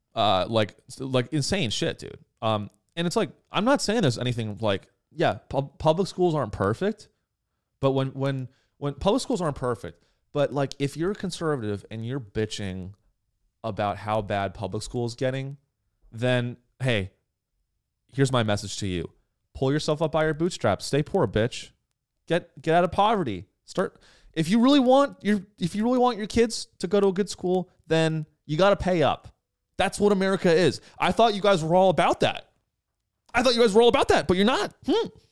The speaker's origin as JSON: {"language": "English", "region": "California", "country": "United States", "tie": "born or raised there", "said": "I grew up in California"}